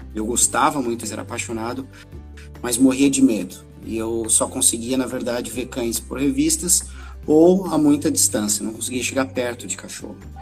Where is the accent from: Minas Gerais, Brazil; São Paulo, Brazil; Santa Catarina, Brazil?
Santa Catarina, Brazil; Florianópolis; Eu sou aqui de Florianópolis, Santa Catarina, nascido e criado aqui